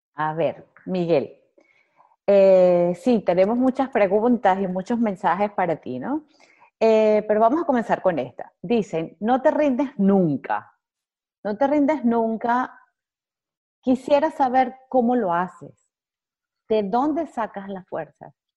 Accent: Venezuela; Yo soy venezolana

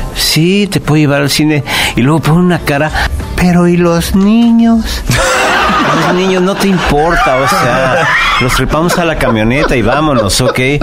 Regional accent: Mexico City, Mexico; nací en el DF, en la calle de Regina 84, entre Pino Suárez y 20 de noviembre.

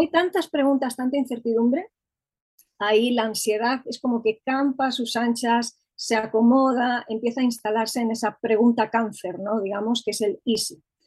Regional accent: Madrid, Community of Madrid, Spain; Soy de Madrid

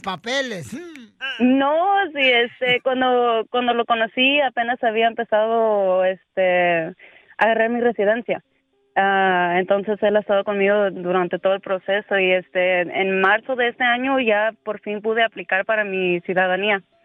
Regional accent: Coatzacoalcos, Veracruz, Mexico; originalmente soy de Veracruz, Cotacualcos

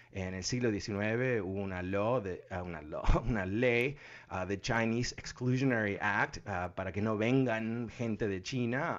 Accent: Uruguay; moved away; also born or lived in Argentina; yo soy uruguayo

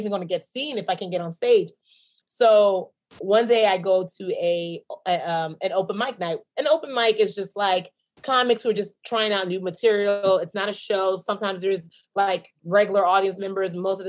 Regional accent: Nigeria; Because in my mind, again, I'm a Nigerian businesswoman.

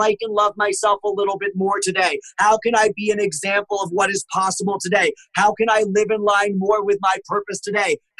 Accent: United States; also born or lived in Massachusetts / Connecticut; I am from Connecticut and Massachusetts and spent lots of time in New York City

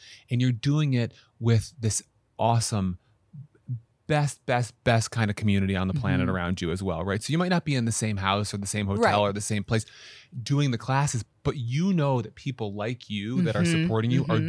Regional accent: Syracuse, New York, United States; moved away; I'm from Syracuse, New York.

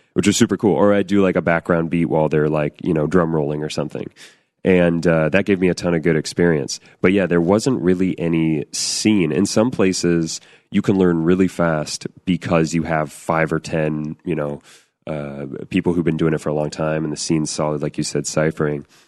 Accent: Northern California, United States; I grew up in Northern California

